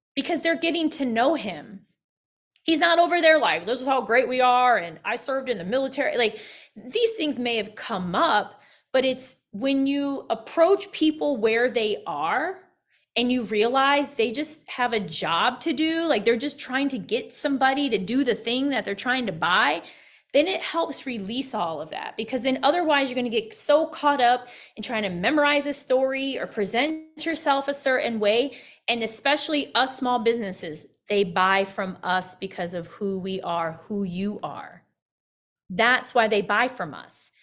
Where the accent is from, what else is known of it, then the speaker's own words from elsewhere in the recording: Midwest, United States; also born or lived in Evansville, Indiana; being a Midwesterner, I lived in Indiana, lived in Evansville, Indiana